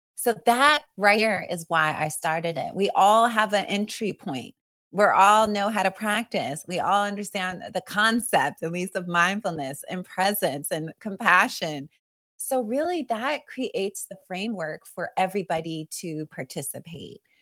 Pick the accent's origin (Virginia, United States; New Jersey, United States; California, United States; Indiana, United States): California, United States; Long Beach; I grew up and, uh, I was born in East Long Beach